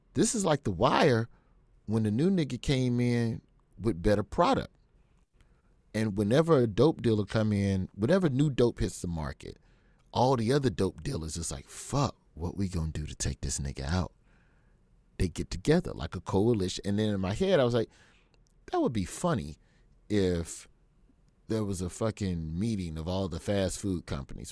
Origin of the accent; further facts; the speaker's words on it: Alabama, United States; I grew up in Alabama and Alabama public schools